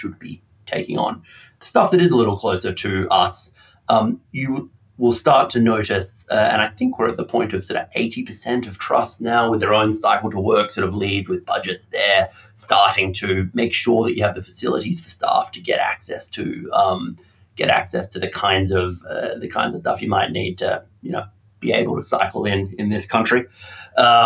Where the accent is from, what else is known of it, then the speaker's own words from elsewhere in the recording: Australia; now in United Kingdom; as an Australian